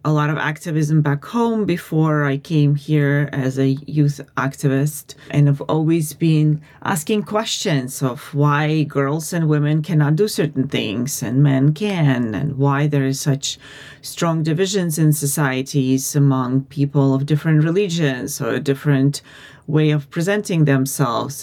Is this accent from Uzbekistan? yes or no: yes; Uzbekistan; moved away as an adult; now in United States; I'm originally from Uzbekistan and I'm Armenian. I have been living in the US for the last 20 or oh, so years